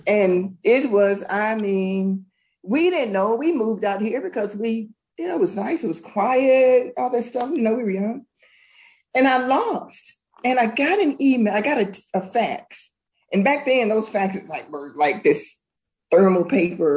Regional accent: the South, United States; growing up in the South

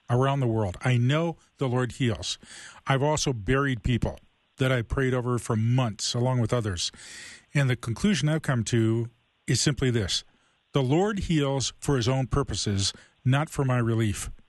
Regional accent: Toledo, Ohio, United States; grew up in Toledo.

